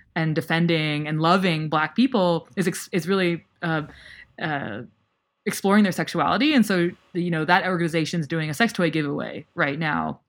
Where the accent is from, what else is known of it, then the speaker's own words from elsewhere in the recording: United States; I still, like, grew up in the U S